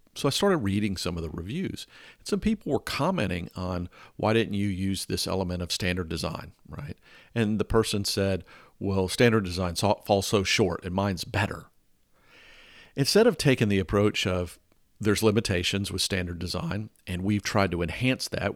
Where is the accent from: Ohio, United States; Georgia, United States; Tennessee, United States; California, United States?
Georgia, United States; Atlanta; growing up in Atlanta